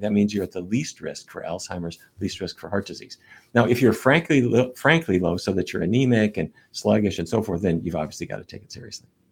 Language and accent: English; North Dakota, United States; when I was a kid growing up in North Dakota